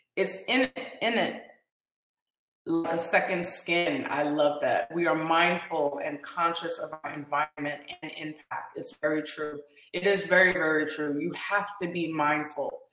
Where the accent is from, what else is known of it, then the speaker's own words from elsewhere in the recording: Guyana; now in Orlando, United States; we're from Guyana